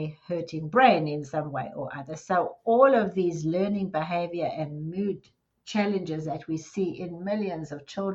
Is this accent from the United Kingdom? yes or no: no; Johannesburg, Gauteng, South Africa; moved away as an adult; now in Dallas, United States; I was born in South Africa in Johannesburg, and I spent the largest part of my life there. And then I've been in the US in Dallas for 22 years